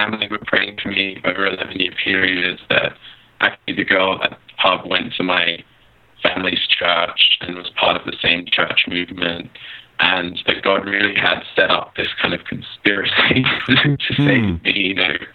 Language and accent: English; Sydney, New South Wales, Australia; moved away as an adult; I grew up in Sydney, Australia